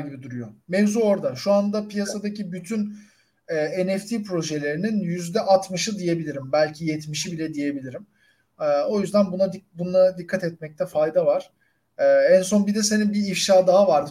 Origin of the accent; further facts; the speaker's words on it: Turkey; ben de Türk'üm